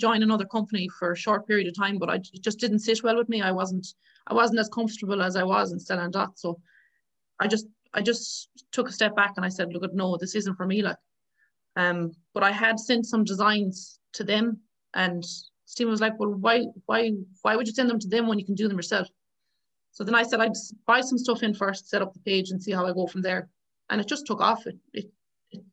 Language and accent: English; County Galway, Connacht, Ireland; I'm from Galway